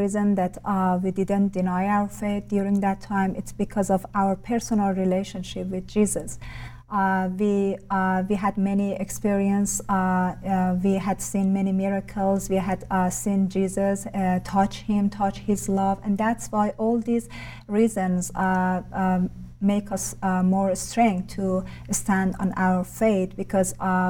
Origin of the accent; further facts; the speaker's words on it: Iran; I'm from Iran.